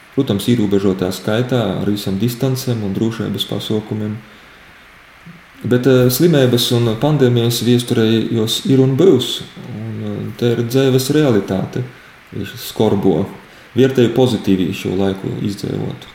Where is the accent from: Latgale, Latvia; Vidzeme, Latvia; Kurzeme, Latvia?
Latgale, Latvia; Daugavpils; Es pats nāku no Daugopils, dzimto pilsēta Daugopils